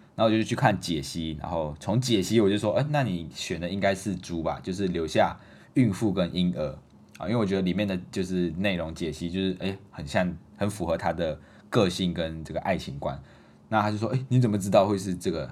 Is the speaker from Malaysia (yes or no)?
yes; Malaysia; moved away as an adult; now in Taiwan; 所以在马来西亚的时候，我们的服装都穿得比较简单，一年四季都是一样的啊，不会有分冬天的服装跟夏天的服装。那我们还有一个特点就是我们马来西亚人很喜欢穿拖鞋，啊，不知道为什么，尤其是刚来到台湾念大一的这种新生，马来西亚的新生，啊，通常都是穿拖鞋。刚开始的时候，我也是很，还是很习惯穿拖鞋，啊，不管去到哪里就是穿拖鞋出去，去上课，然后也是穿拖鞋，啊，去环岛也是穿拖鞋